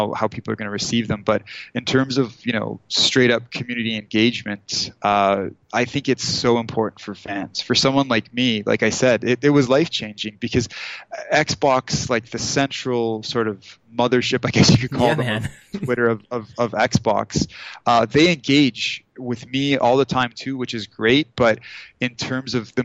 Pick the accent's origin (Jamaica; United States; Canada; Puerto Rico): Canada; Thornhill, Ontario; also born or lived in Toronto; I born and raised Thornhill. And that's like a suburb of Toronto.